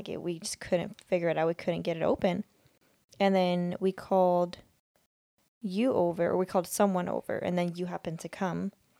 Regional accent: Sweden; And then I kind of mentioned that I'm like from Sweden.

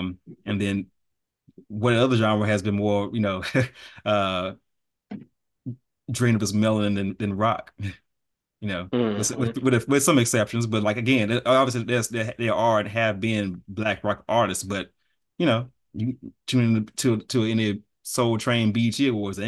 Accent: Texas, United States; Is like I'm from Texas. Yes, I was raised on R&B

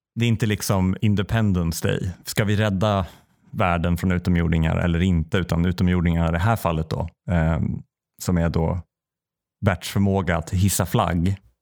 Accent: Säffle, Värmland, Sweden; moved away; när jag var tillbaka i Säffle första gången efter jag liksom hade flyttat

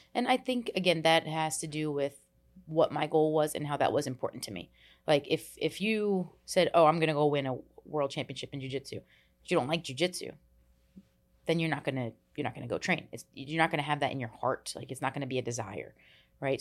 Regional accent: New Jersey, United States; I grew up in New Jersey. We moved a lot

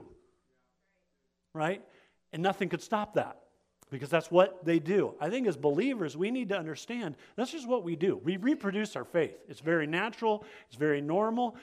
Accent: Alaska, United States; I grew up in Alaska, and not just Alaska, but like out in the middle of nowhere, Alaska

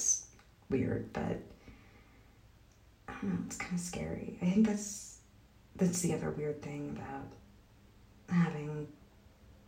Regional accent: Michigan, United States; now in New York, United States; I'm from Michigan

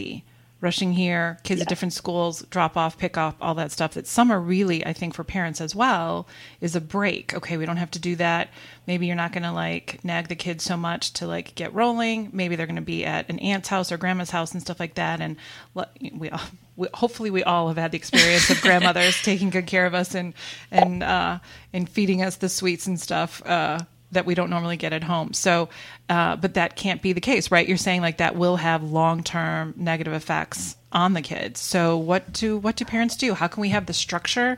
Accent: Wisconsin, United States; now in Houston, United States; I grew up in Wisconsin

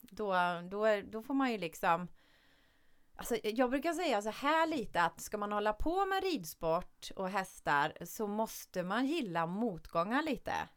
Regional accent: Källby, Västra Götaland, Sweden; vi var tre tjejer från Källby då, där jag kommer

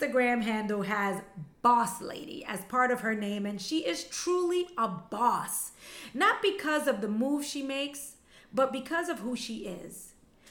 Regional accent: New York City, New York, United States; first language Spanish; English is a second language; also born or lived in Costa Rica; I was born in Costa Rica and emigrated to the U.S. when I was a little girl. I grew up in Bed-Stuy and Bushwick, Brooklyn

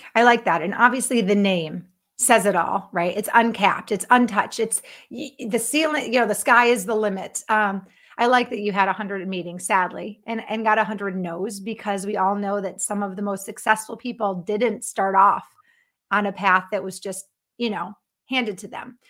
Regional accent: Connecticut, United States; moved away as an adult; also born or lived in Florida / Texas / Los Angeles; now in Minnesota, United States; I was born and raised in Connecticut

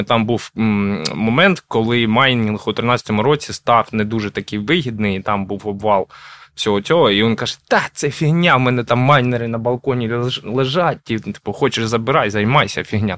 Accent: Kharkiv, Kharkiv Oblast, Ukraine; я сам з Харкова

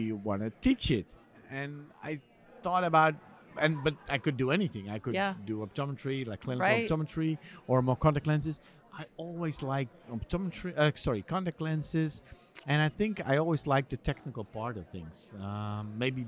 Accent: near Gouda, South Holland, Netherlands; moved away as an adult; also born or lived in Amsterdam, Netherlands / United States; I was born and raised on a farm near Gouda

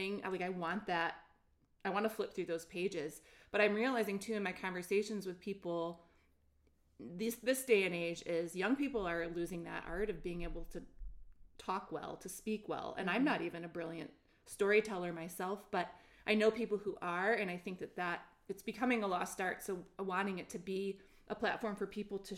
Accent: Ann Arbor, Michigan, United States; I grew up in Ann Arbor, Michigan

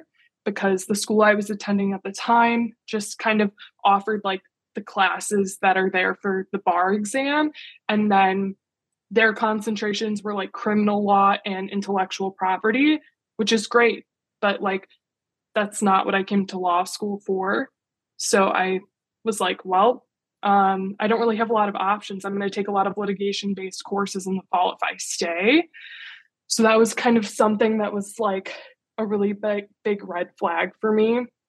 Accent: Midwest, United States; So like I said, I'm from the Midwest originally.

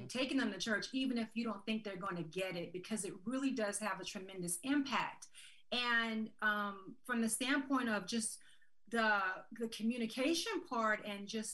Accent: Americus, Georgia, United States; from Southwest Georgia, born and raised in America's Georgia

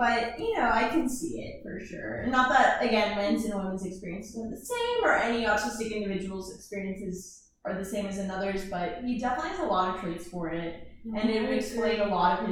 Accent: Atlanta, Georgia, United States; I am from the Atlanta area.

